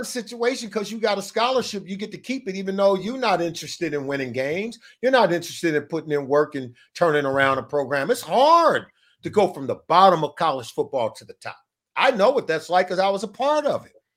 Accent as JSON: {"language": "English", "town": "Riverside", "region": "California", "country": "United States", "tie": "born or raised there", "said": "I grew up in Southern mm. California, um, and I went to high school in Riverside, California"}